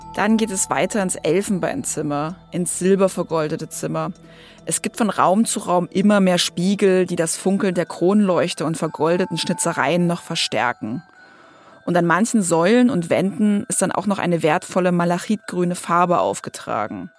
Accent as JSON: {"language": "German", "area": "near Dresden", "region": "Saxony", "country": "Germany", "tie": "born or raised there", "said": "ich bin selbst eine Sächsin, aufgewachsen in der Nähe von Dresden"}